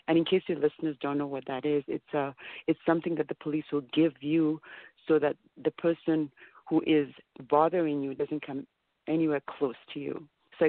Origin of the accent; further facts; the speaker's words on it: Kenya; now in Canada; I came to Canada from Kenya. When we came to Canada, the reason there were 7 of us in the family, and we came with only 4 suitcases. So we came to have a better life here in Canada.